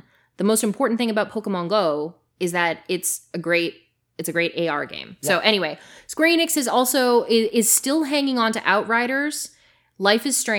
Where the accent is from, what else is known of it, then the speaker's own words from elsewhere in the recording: Canada; Behavior Interactive, which is located in my home country, has announced the opening of a second location, this time in Toronto.